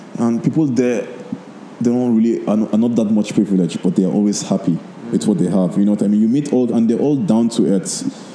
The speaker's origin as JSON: {"language": "English", "country": "Nigeria", "said": "You know, when I tell people I'm from Nigeria, I'm like, oh, is it fun? I'm like, I've traveled a lot. One of the best countries, not because I'm Nigerian."}